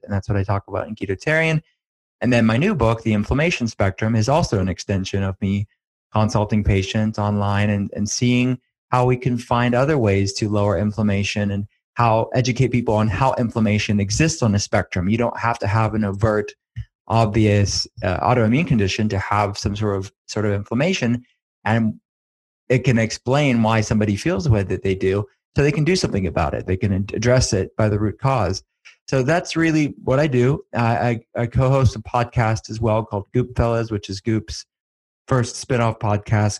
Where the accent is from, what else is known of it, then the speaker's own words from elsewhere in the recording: Western Pennsylvania, United States; I'm from Western Pennsylvania